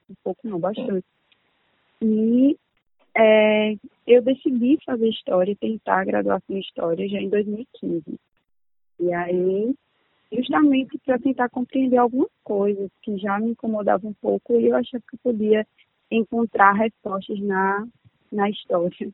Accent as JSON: {"language": "Portuguese", "town": "Campina Grande", "region": "Paraíba", "country": "Brazil", "moved": "as an adult", "lives_now": "Aracaju, Brazil", "said": "sou de Campina Grande, da Paraíba"}